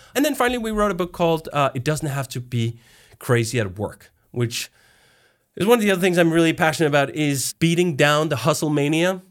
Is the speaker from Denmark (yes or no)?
yes; Denmark; moved away as an adult; also born or lived in United States; I am originally from Denmark, and now I'm actually back in Denmark, but I spent fifteen years in the U S